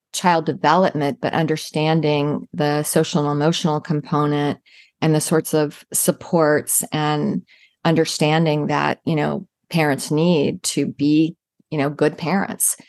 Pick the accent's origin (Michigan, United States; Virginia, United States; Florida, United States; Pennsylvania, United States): Virginia, United States; now in Jacksonville, United States; I grew up in Virginia